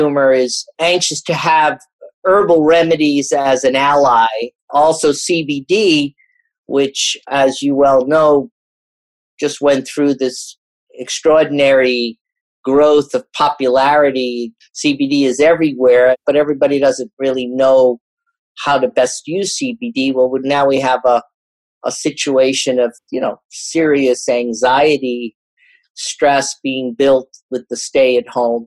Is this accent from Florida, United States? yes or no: no; New York City, New York, United States; as a New Yorker